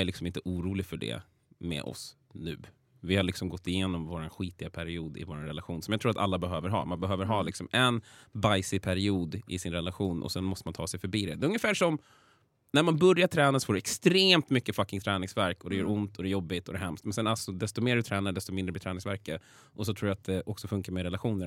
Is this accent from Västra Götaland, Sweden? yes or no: no; Vallentuna, Stockholm County, Sweden; also born or lived in Täby / Danderyd; flyttade vi till Vallentuna och det är där jag spenderade större delen av mitt liv